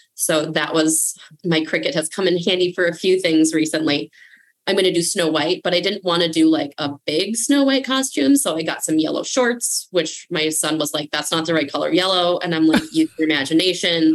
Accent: Minnesota, United States; I'm Minnesotan

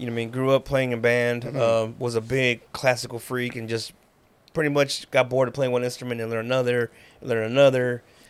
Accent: Waco, Texas, United States; also born or lived in California; Born and raised in Waco, mm-hmm. Southside, you know, Gurley Avenue all the way.

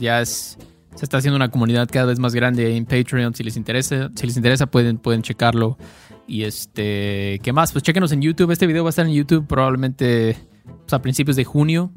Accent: Mexico; expresiones muy mexicanas que usamos Héctor y yo, porque somos mexicanos

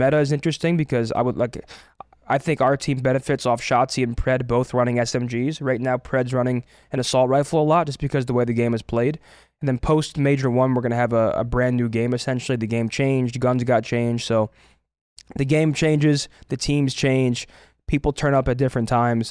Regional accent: New Jersey, United States; moved away; also born or lived in Toronto / Boston; I'm from New Jersey

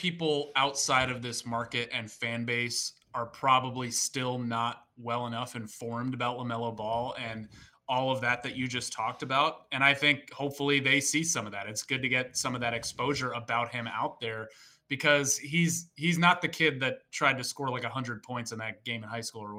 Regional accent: New England, United States; moved away; I grew up in New England

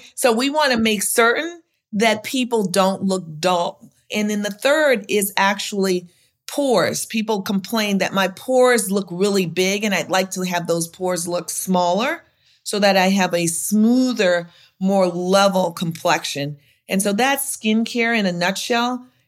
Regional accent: Louisiana, United States; now in Chicago, United States; I'm from Louisiana

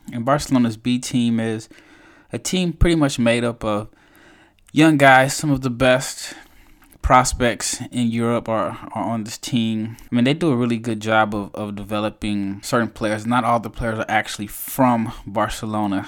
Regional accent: United States; I'm obviously an American

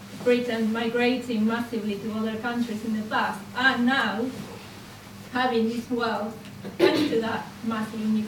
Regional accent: Austria; I'm from Austria

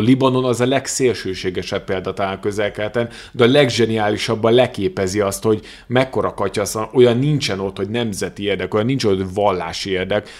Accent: Hungary; magyar vagyok

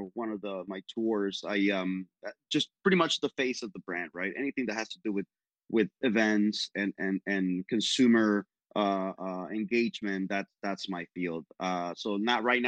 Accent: Miami, Florida, United States; moved away as an adult; now in Tampa, United States; I'm a Miami boy, right? Born and raised in Miami

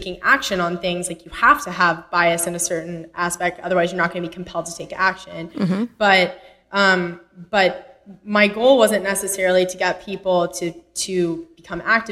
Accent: Texas, United States; moved away as an adult; also born or lived in Connecticut; I actually grew up in Texas

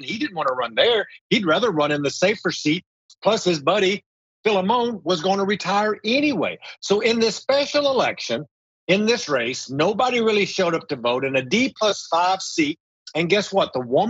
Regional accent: Texas, United States; moved away as an adult; now in Washington, D.C., United States; Texas, in my home state

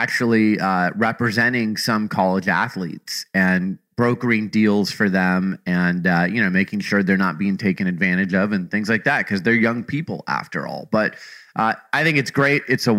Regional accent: Phoenix, Arizona, United States; moved away; I'm from Phoenix, Arizona originally. So I grew up a Suns fan.

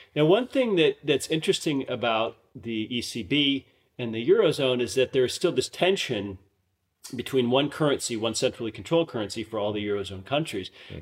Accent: United States; now in Vienna, Austria; as an American

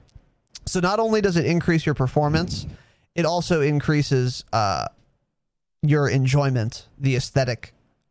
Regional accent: United States; I'm American

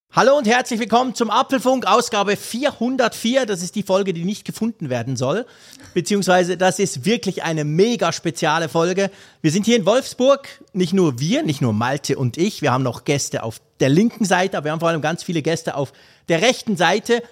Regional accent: Switzerland; Ich als Schweizer

